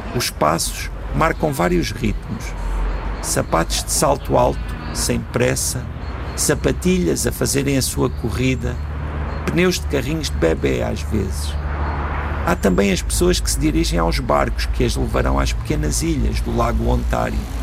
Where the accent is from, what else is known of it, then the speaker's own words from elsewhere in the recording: Portugal; sendo portugueses